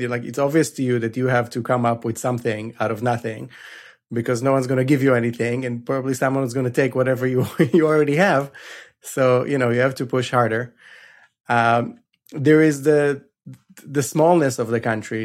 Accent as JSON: {"language": "English", "country": "Israel", "tie": "born or raised there", "said": "I grew up in Israel."}